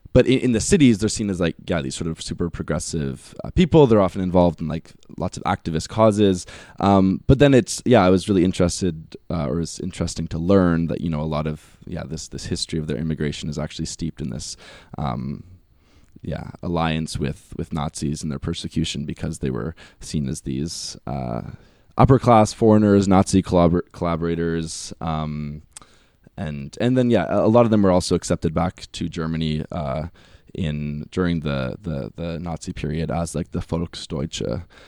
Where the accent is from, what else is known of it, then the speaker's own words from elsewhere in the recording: Winnipeg, Manitoba, Canada; growing up in Winnipeg, like, in, in, in Manitoba